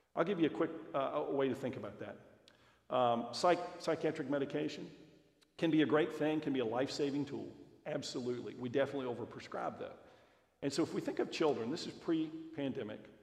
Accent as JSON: {"language": "English", "town": "Roanoke", "region": "Virginia", "country": "United States", "tie": "born or raised there", "said": "my wife and I both grew up in Roanoke. I'm one of five, she's one of five. Our hometown"}